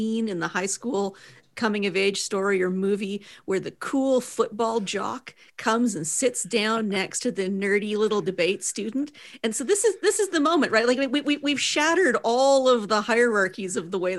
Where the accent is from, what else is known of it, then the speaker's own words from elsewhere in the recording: Edmonton, Alberta, Canada; my hometown of Edmonton